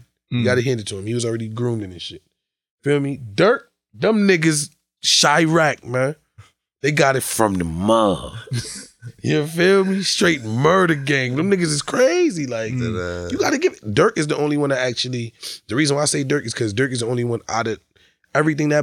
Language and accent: English; Jamaica; I'm Jamaican